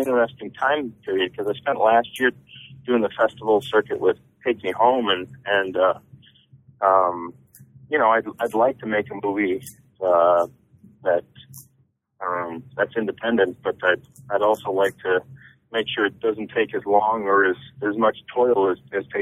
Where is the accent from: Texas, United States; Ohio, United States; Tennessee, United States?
Ohio, United States; Toledo; growing up in Toledo